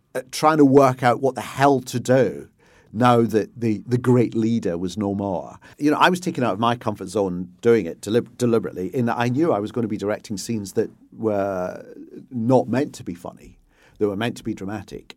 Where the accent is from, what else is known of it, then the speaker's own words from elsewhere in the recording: Glasgow, Scotland, United Kingdom; I grew up in Hill Head, where the, the famous Hill Head by-election, Roy Jenkins trying to become leader of the S D P by winning the Hill Head seat in class